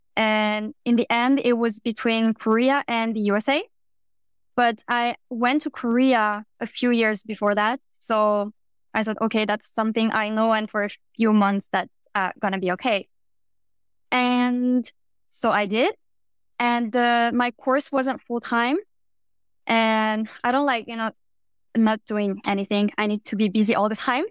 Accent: France; I'm from France, and I'm currently working as a music publicist

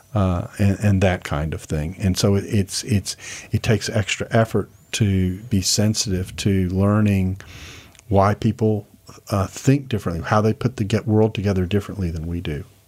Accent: Houston, Texas, United States; moved away; I grew up in Houston

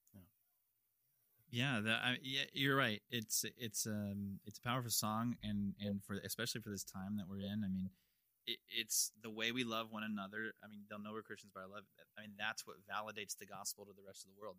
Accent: Louisville, Kentucky, United States; we grew up in Louisville

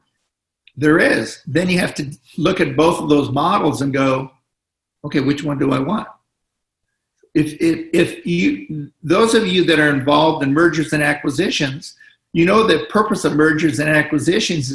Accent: Los Angeles, California, United States; I'm from Los Angeles.

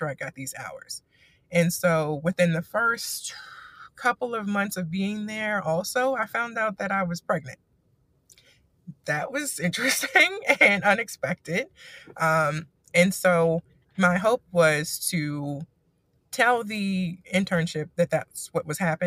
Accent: Maryland, United States; moved away as an adult; I am from Maryland

